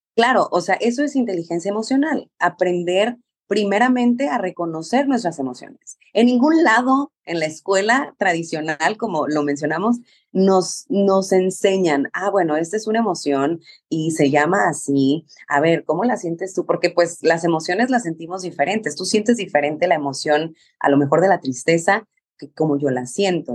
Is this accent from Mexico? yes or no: yes; Mexicali, Baja California, Mexico; yo soy mexicana, soy de Mexicali, Baja California